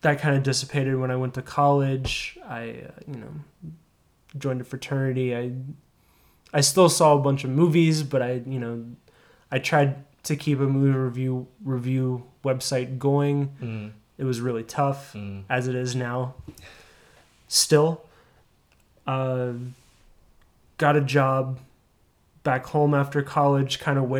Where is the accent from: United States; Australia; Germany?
United States; Charleston, West Virginia; I was from Charleston, West Virginia